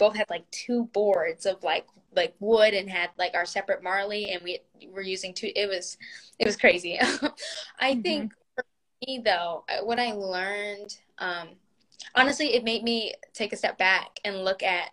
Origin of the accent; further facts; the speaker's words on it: the South, United States; now in Los Angeles, United States; I'm from the South